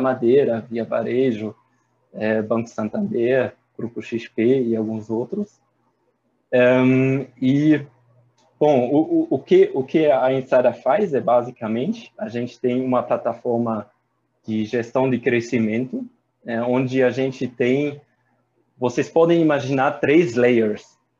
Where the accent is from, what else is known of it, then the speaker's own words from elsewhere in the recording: Germany; Portuguese is a second language; moved away as an adult; also born or lived in Paris, France / Ireland; now in Brazil; sou alemão